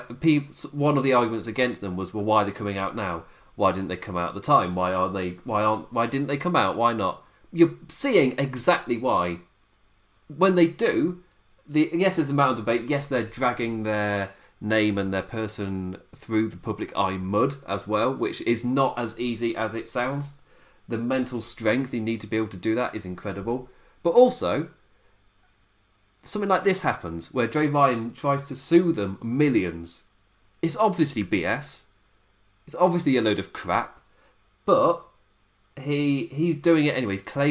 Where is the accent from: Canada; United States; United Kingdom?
United Kingdom; I'm British.